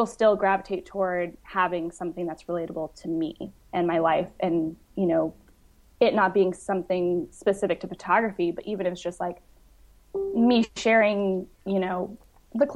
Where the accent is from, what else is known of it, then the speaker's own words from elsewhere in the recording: Grandview, Washington, United States; moved away; I grew up in a really, really small podunk town in Washington. It's about like 3 hours east of Seattle